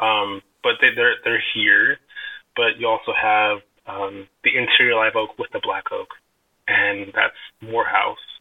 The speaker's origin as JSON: {"language": "English", "town": "Vallejo", "region": "California", "country": "United States", "tie": "born or raised there", "lives_now": "Calistoga, United States", "said": "I grew up in born and raised in Vallejo, California, but I lived in Calistoga for about going on six years"}